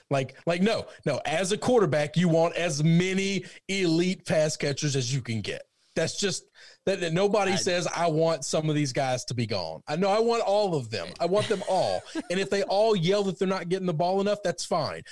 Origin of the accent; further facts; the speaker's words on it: outside of St. Louis, Missouri, United States; growing up outside of St. Louis